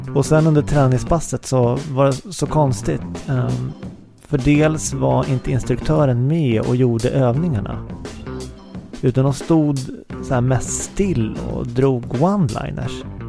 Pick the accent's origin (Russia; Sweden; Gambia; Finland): Sweden; Uppsala, Uppsala County; now in Stockholm, Sweden; min hemstad Uppsala